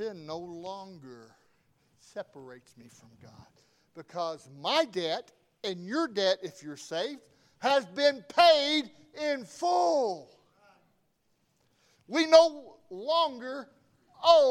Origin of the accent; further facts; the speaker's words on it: the South, United States; I'm from the South